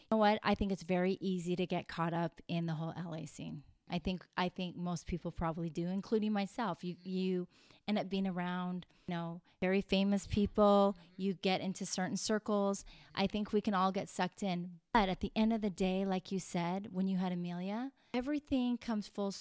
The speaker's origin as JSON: {"language": "English", "town": "Vauxhall", "region": "Alberta", "country": "Canada", "tie": "born or raised there", "moved": "as an adult", "lives_now": "Los Angeles, United States", "said": "I'm a Canadian girl who grew up on a farm"}